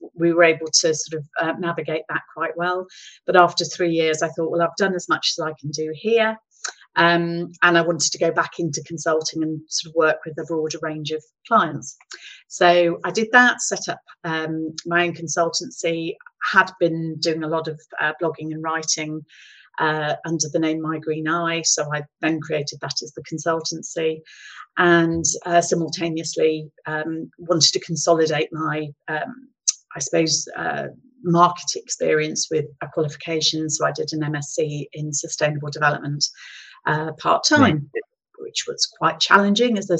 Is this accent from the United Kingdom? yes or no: yes; Gloucestershire, South West England, United Kingdom; also born or lived in East Midlands; I relocated from the East Midlands back to Gloucestershire, which was my home county